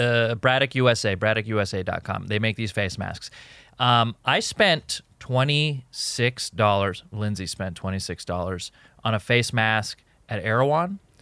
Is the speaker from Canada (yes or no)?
no; Jordan; moved away; also born or lived in Egypt; I was born in Jordan. I'm a Jordanian citizen